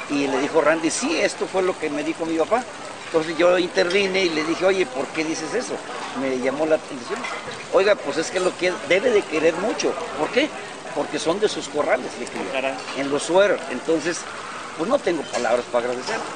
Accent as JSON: {"language": "Spanish", "town": "Reynosa", "region": "Tamaulipas", "country": "Mexico", "tie": "born there", "moved": "yes", "lives_now": "Tuxpan, Mexico", "said": "Nací en Reynosa, pero avecinado en Tuxpan, Veracruz desde hace, de 52 o 53 años."}